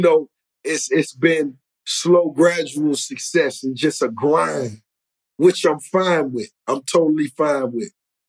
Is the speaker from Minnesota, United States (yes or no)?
no; Miami, Florida, United States; right here in Miami, growing up in Miami.